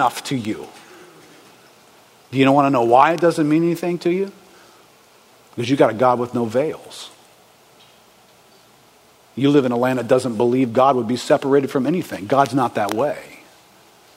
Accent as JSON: {"language": "English", "country": "United States", "said": "We're from America"}